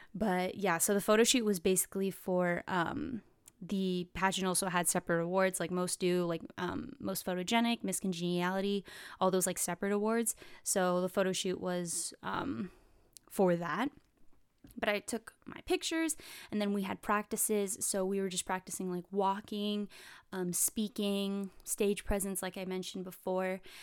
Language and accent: English; California, United States; I'm from California